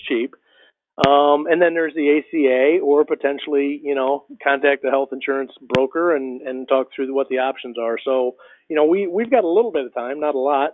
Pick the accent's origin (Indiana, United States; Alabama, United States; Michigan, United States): Michigan, United States; moved away as an adult; also born or lived in Ohio / Kentucky / Texas; now in Georgia, United States; i grew up in michigan small town small town guy